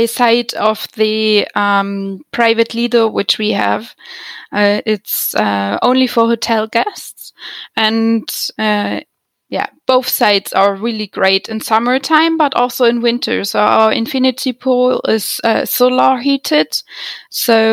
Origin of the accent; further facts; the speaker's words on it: Germany; moved away as an adult; also born or lived in Spain; now in Switzerland; originally I'm from Germany, where I studied hotel management